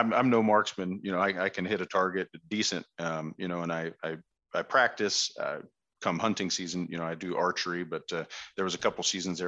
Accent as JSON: {"language": "English", "town": "Westminster", "region": "Colorado", "country": "United States", "tie": "born or raised there", "also_born_or_lived": "Hawaii", "lives_now": "Fort Collins, United States", "said": "we grew up down in the Westminster, North Glen area, just north of Denver"}